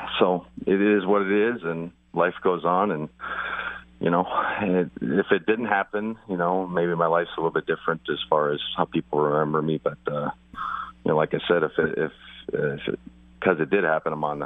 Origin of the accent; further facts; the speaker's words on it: Spokane, Washington, United States; I was from Spokane.